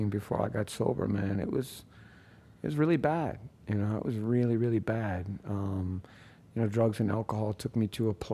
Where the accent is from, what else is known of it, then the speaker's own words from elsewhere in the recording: New Orleans, Louisiana, United States; I grew up down in New Orleans in the city